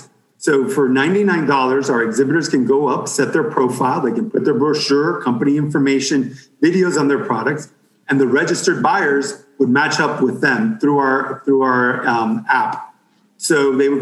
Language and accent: English; Miami, Florida, United States; I'm from Miami. I was born and raised here.